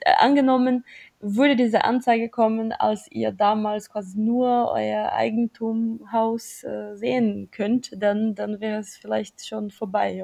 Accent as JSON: {"language": "German", "country": "Brazil", "moved": "yes", "said": "ich komme zum Beispiel aus Brasilien"}